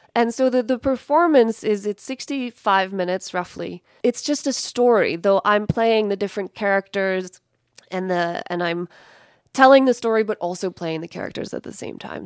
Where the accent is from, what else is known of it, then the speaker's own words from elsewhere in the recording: Evergreen, Colorado, United States; moved away as an adult; also born or lived in Paris, France; now in Lahore, Pakistan; I grew up in Evergreen, Colorado, which is, it's not too far away from here, I guess. Went to, went to high school at Clear Creek High School